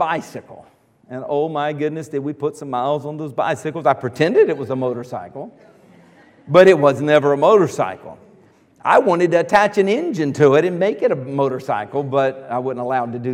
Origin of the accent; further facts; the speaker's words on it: Earls, South Carolina, United States; I grew up out in Earls, little farm, South Carolina.